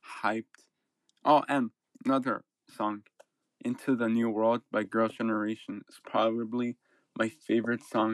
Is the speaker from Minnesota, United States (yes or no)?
no; Chicago, Illinois, United States; first language English; where I'm from Chicago, Illinois, United States. I'm first generation here. My parents, family, they're from Michoacán in Mexico